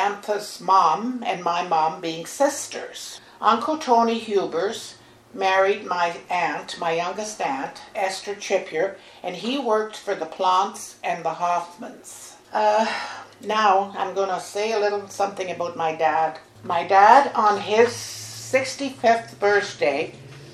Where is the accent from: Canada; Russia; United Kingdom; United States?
Canada; Barry's Bay, Ontario; my childhood and growing up in Barry's Bay